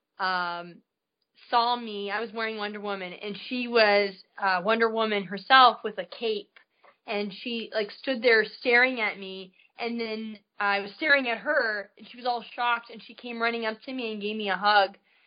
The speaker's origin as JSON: {"language": "English", "country": "Canada", "tie": "born or raised there", "said": "I grew up in Canada. I was born and raised up there"}